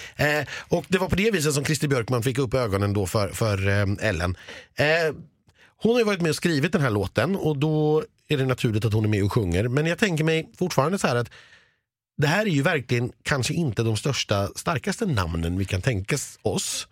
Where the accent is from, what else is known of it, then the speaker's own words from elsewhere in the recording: Stockholm, Stockholm County, Sweden; så nedlåtande som stockholmare